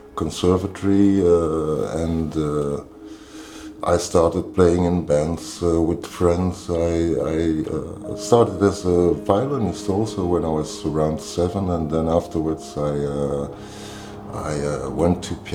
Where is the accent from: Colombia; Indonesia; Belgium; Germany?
Belgium; Brussels, Brussels-Capital Region; now in Mechelen, Belgium; I'm from Belgium. I'm from Brussels. I was born in Brussels and living in Mechelen